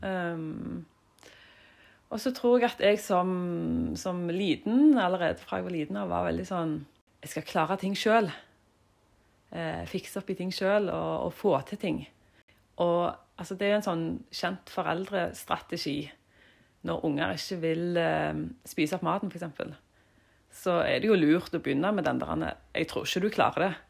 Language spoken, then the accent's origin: Norwegian; Jørpeland, Rogaland, Norway; jeg er jo fra Jørpeland. Mm. Stolt av det. Ja, og vokste opp i en familie på seks.